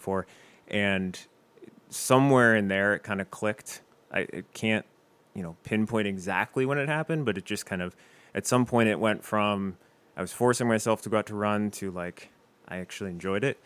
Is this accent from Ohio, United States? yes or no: yes; Westerville, Ohio, United States; moved away as an adult; now in Toledo, United States; I'm originally from Westerville, Ohio